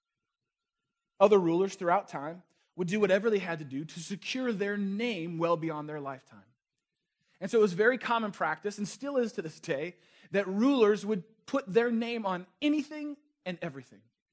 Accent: Northern California, United States; moved away; also born or lived in Chicago; I grew up in Northern California, just across the bridge from a city named San Francisco

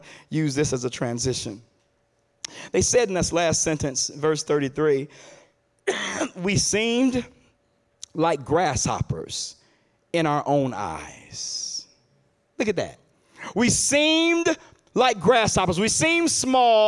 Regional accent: Chicago, Illinois, United States; now in Detroit, United States; my hometown, Chicago

